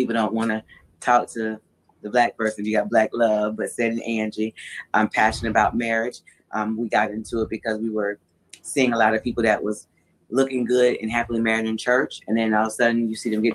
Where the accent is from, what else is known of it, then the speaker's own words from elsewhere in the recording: Orlando, Florida, United States; I'm from Orlando